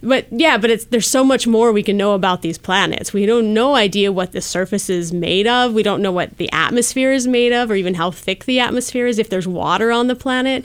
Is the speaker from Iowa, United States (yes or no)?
no; Wisconsin, United States; moved away as an adult; also born or lived in North Carolina / Colorado; now in Bay Area, United States; I grew up in Wisconsin